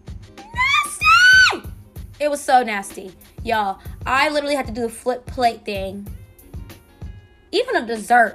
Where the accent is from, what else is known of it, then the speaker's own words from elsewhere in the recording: Miami, Florida, United States; I'm from Miami